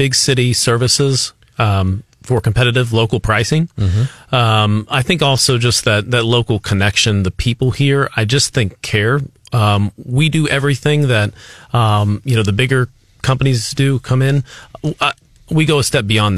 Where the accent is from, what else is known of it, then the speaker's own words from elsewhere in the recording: Columbia, Missouri, United States; I'm from Columbia. I'm very proud of it